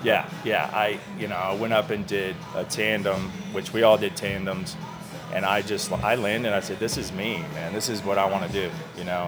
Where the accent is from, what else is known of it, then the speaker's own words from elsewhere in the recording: Florida, United States; growing up in Florida